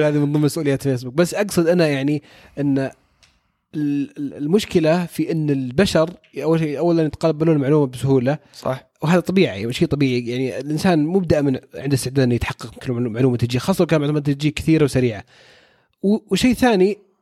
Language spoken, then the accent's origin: Arabic; Saudi Arabia; عندنا في السعوديه